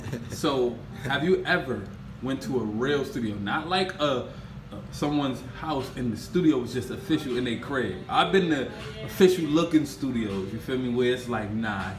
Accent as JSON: {"language": "English", "town": "New York City", "region": "New York", "country": "United States", "tie": "born or raised there", "also_born_or_lived": "Mitchel Houses, the Bronx", "said": "I'm from Brownsville. Van Dyke Projects."}